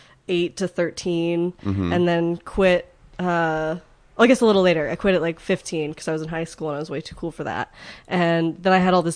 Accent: Redondo Beach, California, United States; I grew up in Redondo Beach, California.

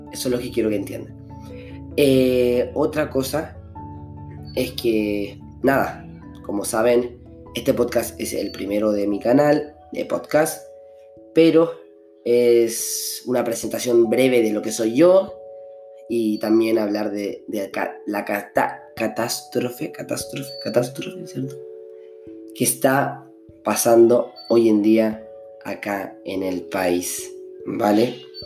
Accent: Chile; soy de Chile

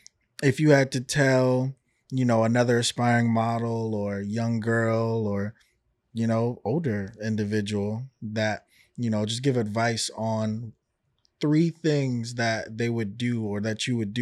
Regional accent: New York, United States; But I'm from New York. I don't rep anything, you know. I was born over here.

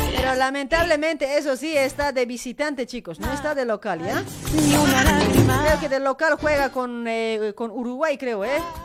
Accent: Bolivia; also born or lived in Luribay; now in Argentina; Somos bolivianos con orgullo

